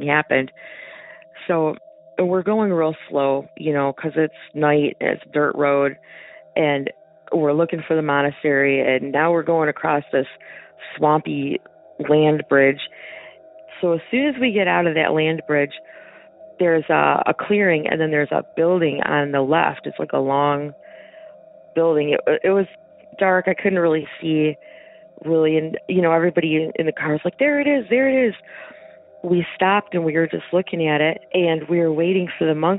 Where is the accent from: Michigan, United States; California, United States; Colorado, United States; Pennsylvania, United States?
Michigan, United States; I'm from Michigan